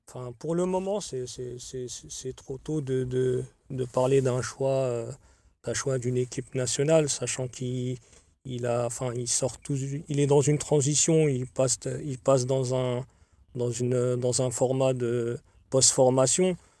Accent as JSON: {"language": "French", "town": "Paris", "region": "Île-de-France", "country": "France", "said": "sachant qu'on est originaire, de Paris"}